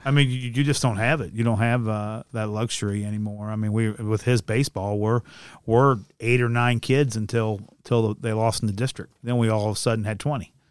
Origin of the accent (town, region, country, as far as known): Ludlow, Kentucky, United States; born or raised there; also born or lived in Villa Hills